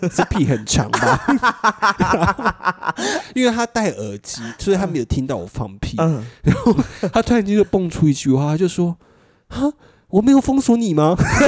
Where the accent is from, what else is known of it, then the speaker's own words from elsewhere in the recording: Taiwan; 我是台湾人